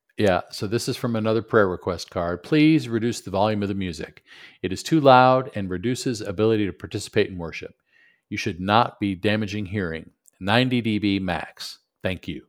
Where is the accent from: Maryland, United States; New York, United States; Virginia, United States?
New York, United States; Buffalo; moved away; also born or lived in Michigan / Knoxville; growing up in Buffalo, went to school in Michigan